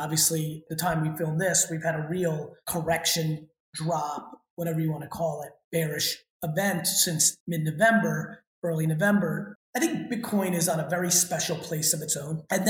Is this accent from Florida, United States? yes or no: no; New Jersey, United States; I'm looking at New Jersey right now, and boy, even though Great Adventure and Action Park have played there, I'd love to build it in my home state.